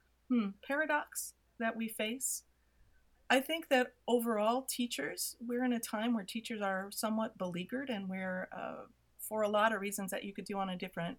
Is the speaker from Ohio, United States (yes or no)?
no; Illinois, United States; moved away as an adult; also born or lived in Minnesota; now in California, United States; I grew up in Illinois in the Rust Belt, absolute Rust Belt.